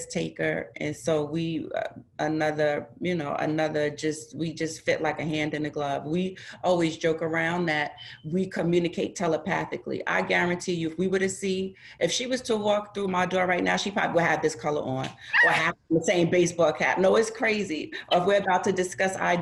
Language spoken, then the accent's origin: English; Mount Vernon, New York, United States; We're both from Westchester, New York. She's from Yonkers. I'm from Mount Vernon